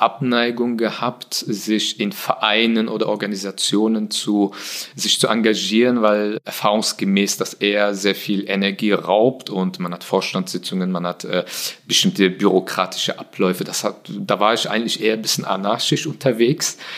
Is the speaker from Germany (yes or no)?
yes; Germany; first language German; ich bin äh, hier geboren, hier aufgewachsen. Äh, Deutsch ist die Sprache, die ich am besten beherrsche. Sie ist meine Muttersprache in dem Sinne.